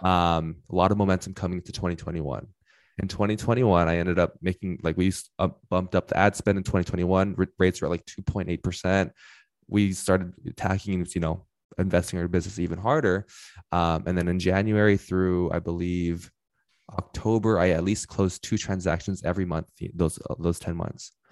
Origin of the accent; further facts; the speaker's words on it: Inland Empire, California, United States; I am from the Inland Empire, so if you know Los Angeles, head about thirty minutes east